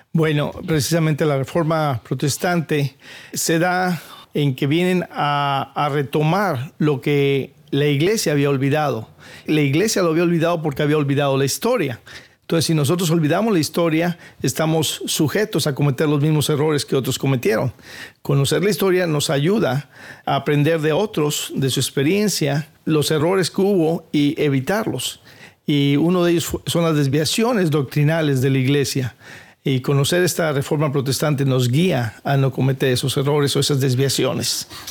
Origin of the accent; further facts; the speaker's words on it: Coatzacoalcos, Veracruz, Mexico; now in San Diego, United States; yo soy de Coaxacualcos, Veracruz allá en México